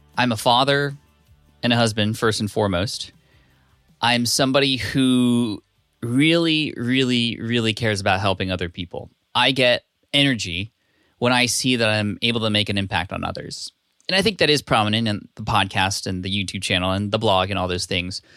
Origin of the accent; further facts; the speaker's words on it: California, United States; also born or lived in Connecticut / Berkeley; now in San Diego, United States; I spent most of my life in California, but I was born in Connecticut.